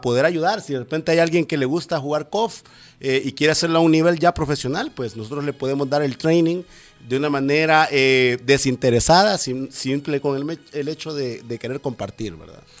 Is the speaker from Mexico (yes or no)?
no; El Salvador; en nuestro país apenas está en pleno eh, intento de desarrollo